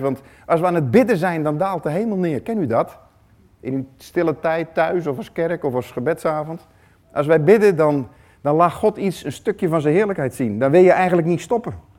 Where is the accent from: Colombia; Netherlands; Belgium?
Netherlands; hoe wij als Nederlanders zijn